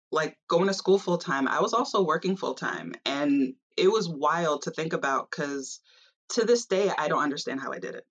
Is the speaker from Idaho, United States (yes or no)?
no; Long Island, New York, United States; growing up on Long Island and just growing up in a majority of a white space